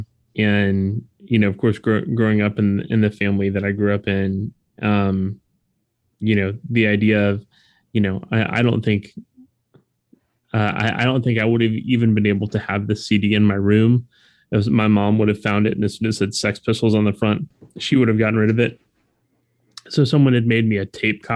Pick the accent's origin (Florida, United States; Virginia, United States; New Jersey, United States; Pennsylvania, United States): Florida, United States; South; as a white kid growing up in South Florida